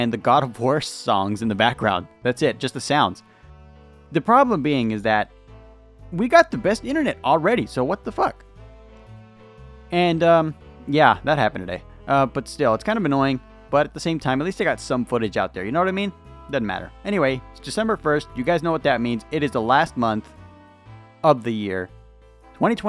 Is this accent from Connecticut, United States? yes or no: no; California, United States; I'm from California